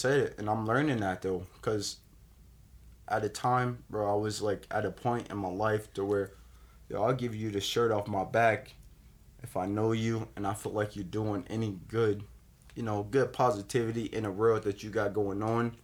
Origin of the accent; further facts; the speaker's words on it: West Palm Beach, Florida, United States; I grew up downtown West Palm Beach